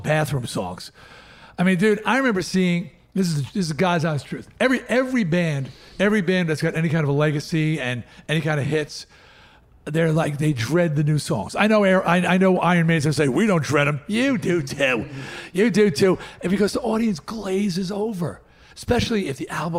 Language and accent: English; New York, United States; we're just from New York